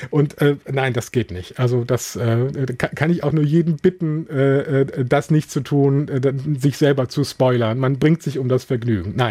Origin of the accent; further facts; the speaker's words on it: Rhineland, Germany; Wobei ich auch immer den Eindruck habe, dass das so für mich als Rheinländer, bei uns ist es auch gewissermaßen okay, wenn Männer weinen.